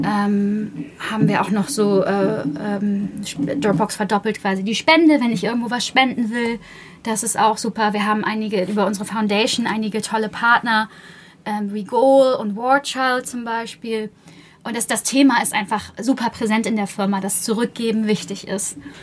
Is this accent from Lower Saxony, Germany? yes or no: yes; Buxtehude, Lower Saxony, Germany; ich komme ja aus Buxtehude